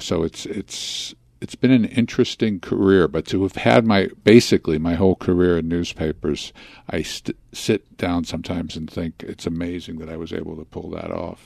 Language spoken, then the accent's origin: English; Philadelphia, Pennsylvania, United States; also born or lived in Chicago; I was born in Chicago, but I grew up in Philadelphia